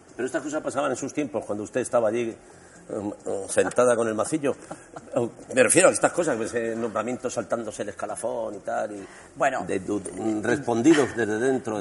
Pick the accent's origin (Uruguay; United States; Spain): Spain; Un buen día nos acostamos siendo españoles y nos despertamos siendo europeos